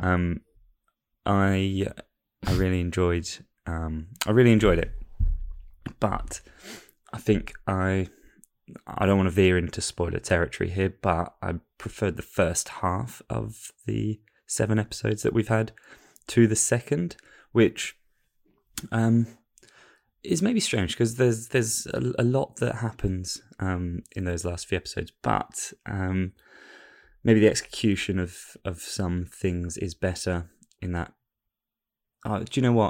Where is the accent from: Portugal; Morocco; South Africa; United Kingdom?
United Kingdom; England; I'm an Englishman